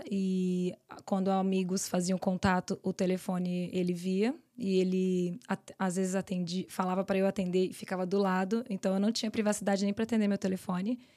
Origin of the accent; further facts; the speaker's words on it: São Paulo, Brazil; moved away; São Paulo. São Paulo.